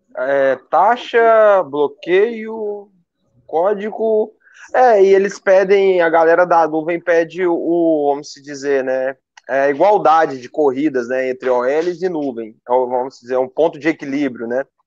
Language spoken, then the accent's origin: Portuguese; Uberlândia, Minas Gerais, Brazil; eu sou de Uberlândia